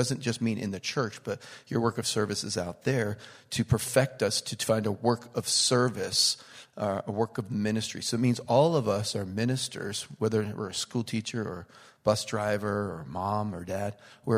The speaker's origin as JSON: {"language": "English", "region": "Pennsylvania", "country": "United States", "moved": "yes", "lives_now": "Connecticut, United States", "said": "I'm from Pennsylvania, but I live in Connecticut"}